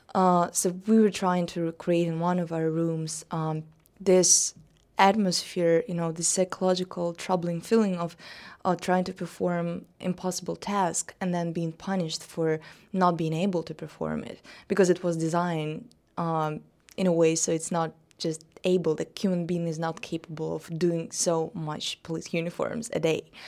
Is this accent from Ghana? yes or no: no; Russia; came to my hometown, a real small provincial, uh, town in Russia